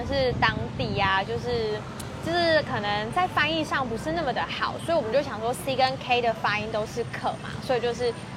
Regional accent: Kaohsiung, Taiwan; moved away as an adult; now in Taichung, Taiwan; 从小在高雄长大

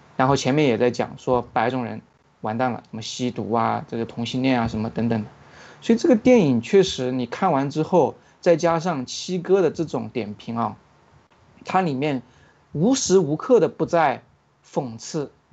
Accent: China; 像我们中国人一出去

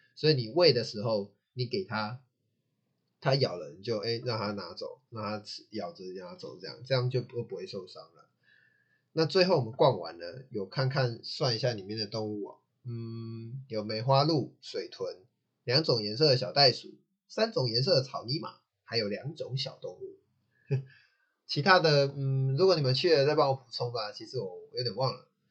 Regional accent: Taichung, Taiwan; 我还是适合台中，因为我就是台中长大的

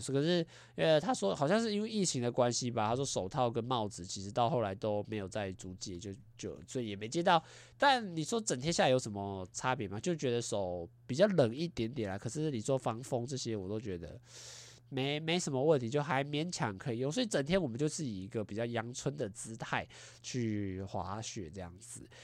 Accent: Taiwan; 我们台 湾人

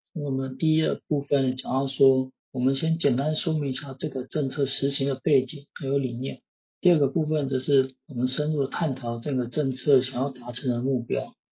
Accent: Taiwan; 我们台湾

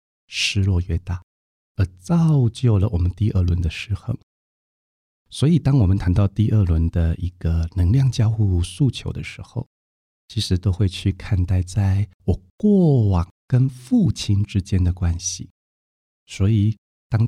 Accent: Taiwan; 因为他是一个中医师，他的医术不只是我们台湾人，连日本人都称赞。

